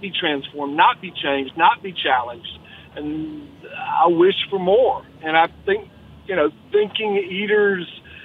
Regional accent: the South, United States; a Southerner

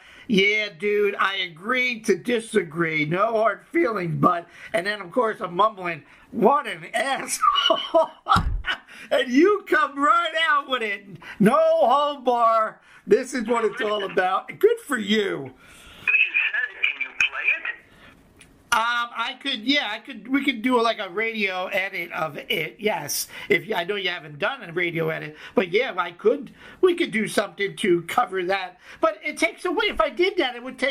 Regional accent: New York City, New York, United States; as a New Yorker

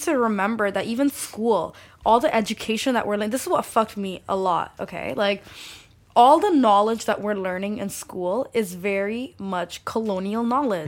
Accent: Saudi Arabia; first language Bengali; English is a second language; also born or lived in Scarborough, Toronto, Canada / London; now in Toronto, Canada; I grew up in Saudi Arabia, segregated

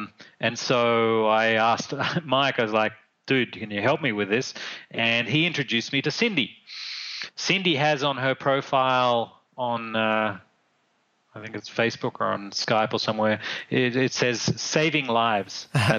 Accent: Australia; moved away as an adult; also born or lived in Caribbean / Hubei, China; now in China; I'm originally from Australia. I now live in central China. I live beside Wudang Mountain in Hubei province.

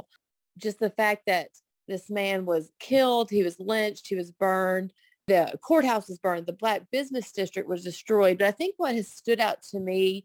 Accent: Grayson County, Texas, United States; living and growing up in Grayson County

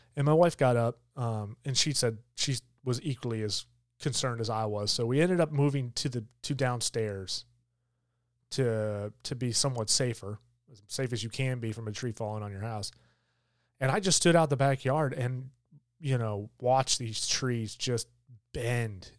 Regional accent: Michigan, United States; now in Georgia, United States; I grew up in Michigan

